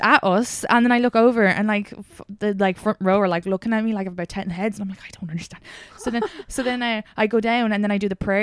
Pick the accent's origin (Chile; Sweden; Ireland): Ireland; accent: Irish; moved away as an adult; now in United States; growing up in Ireland